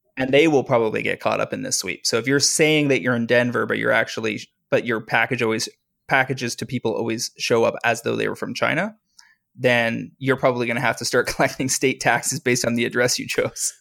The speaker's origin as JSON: {"language": "English", "country": "Canada", "said": "I am a Canadian who sells on U S platforms"}